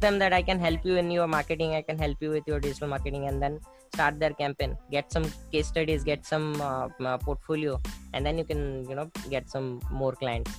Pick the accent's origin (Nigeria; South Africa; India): India; Bhubaneswar, Odisha; I'm from Bhubaneswar uh, in Odisha.